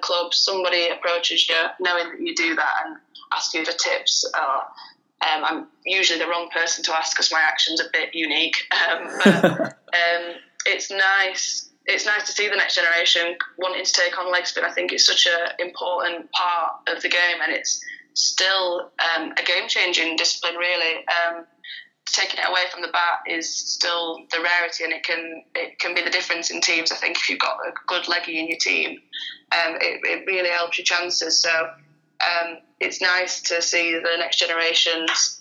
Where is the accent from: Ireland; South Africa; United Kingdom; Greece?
United Kingdom; Sheffield, Yorkshire and the Humber; moved away as an adult; now in Leeds, United Kingdom; I played all my junior stuff down in South Yorkshire, because I'm from Sheffield